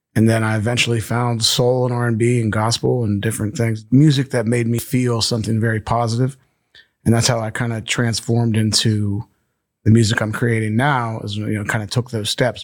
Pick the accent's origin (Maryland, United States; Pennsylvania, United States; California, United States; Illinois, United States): Pennsylvania, United States; Bethel Park; also born or lived in Monongahela, Pennsylvania; I grew up in Monongahela, um, Bethel Park till I was ten, then my parents split up, and then I went to where my mom grew up in Monongahela, and I graduated from Ringgold